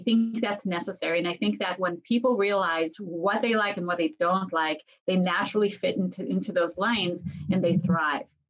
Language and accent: English; Israel; I was born and raised in Israel